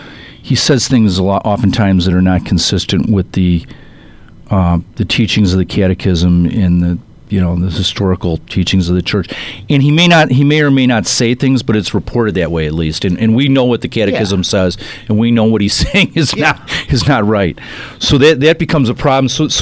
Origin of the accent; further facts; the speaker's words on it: North Shore, Illinois, United States; I grew up kind of on the North Shore as well.